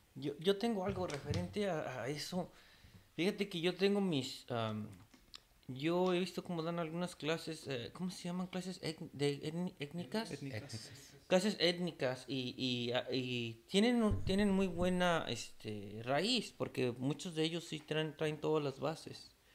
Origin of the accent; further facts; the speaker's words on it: Mexico City, Mexico; now in United States; soy de la Ciudad de México